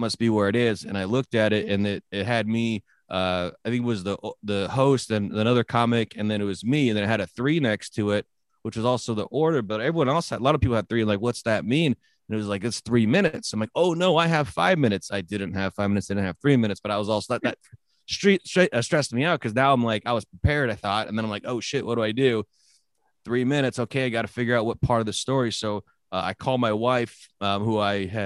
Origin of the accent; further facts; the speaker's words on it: San Jose, California, United States; also born or lived in Northwest US / Samoa / Oregon; now in Nampa, United States; I grew up in San Jose, California